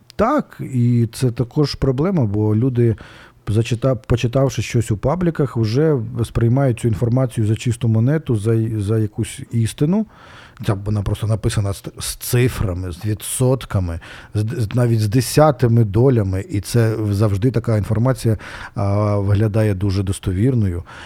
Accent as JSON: {"language": "Ukrainian", "town": "Kharkiv", "region": "Kharkiv Oblast", "country": "Ukraine", "tie": "born or raised there", "said": "це моя просто це моя мала батьківщина, одна з моїх малих батьківщин Одеська"}